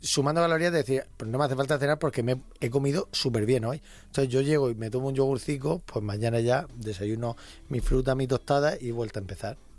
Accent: Region of Murcia, Spain; Soy de Murcia

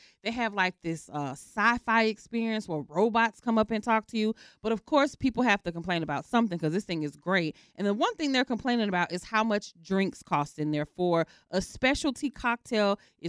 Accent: Atlanta, Georgia, United States; accent: southern; moved away

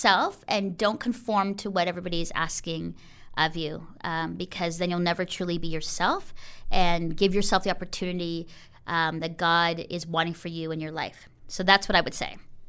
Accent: Philippines; now in Canada; I think coming into Canada as a Filipino girl and not feeling like I fit

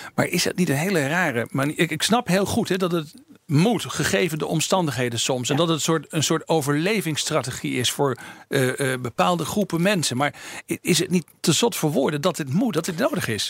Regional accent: East Groningen, Netherlands; moved away as an adult; also born or lived in Amsterdam; Ik kom zelf uit Oost-Groningen.

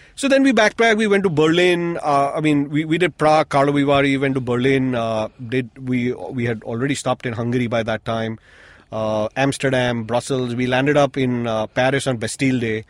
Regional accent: Mumbai, Maharashtra, India; moved away as an adult; I was born here. I spent the first 25 years of my life here.

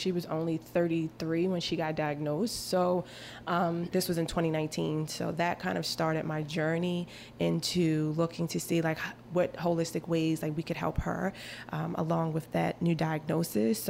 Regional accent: Baltimore, Maryland, United States; I was born in East Baltimore, not far from Johns Hopkins Hospital

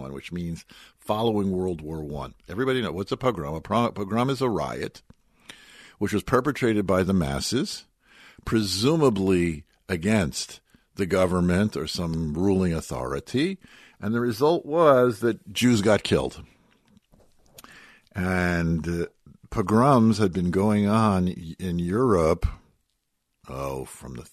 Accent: Newark, United States; I'm from Newark

